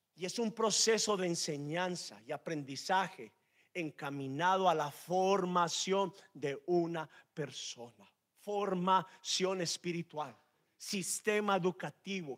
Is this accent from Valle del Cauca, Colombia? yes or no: no; Medellín, Antioquia, Colombia; Los que somos de Medellín comemos la arepa seca arepa paisa